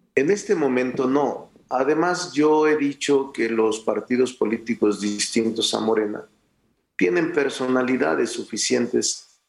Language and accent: Spanish; Mexico; desde ser regidor de mi pueblo, tres veces diputado federal, tres veces senador de la República, gobernador de mi estado